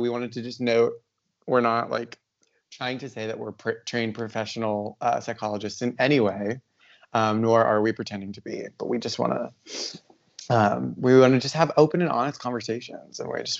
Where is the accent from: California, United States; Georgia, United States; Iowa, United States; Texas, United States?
Iowa, United States; now in West Coast, United States; we're both from Iowa.